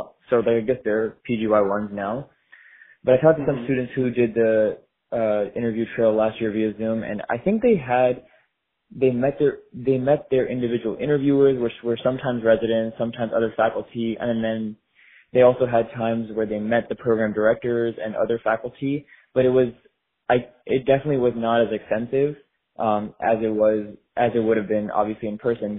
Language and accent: English; South Florida, United States; I'm born and raised in South Florida. I have never actually left.